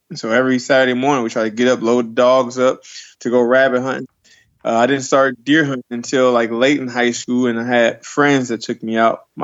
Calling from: Jackson, New Jersey, United States; Um, right now, I'm in Jackson, New Jersey. You know, it's uh, right next to Great Great America. It's the central location between Philly, New York

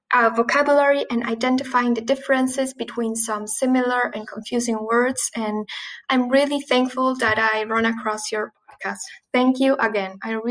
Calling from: Argentina; English is a second language; Hello, Mike. … from Argentina, and I just wanted to say thank you for helping me with my English progress.

